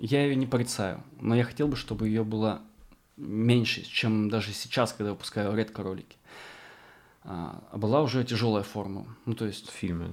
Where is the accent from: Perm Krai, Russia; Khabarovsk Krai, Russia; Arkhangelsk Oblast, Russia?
Arkhangelsk Oblast, Russia; moved away; я вырос э, в Архангельской тайге на севере, рядом с Полярным кругом, а, в поселке с населением 2000 человек, 2600, образованный вокруг тюрьмы